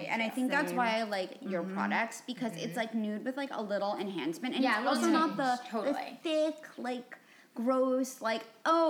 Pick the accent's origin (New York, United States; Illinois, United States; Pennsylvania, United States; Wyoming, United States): New York, United States; born or raised there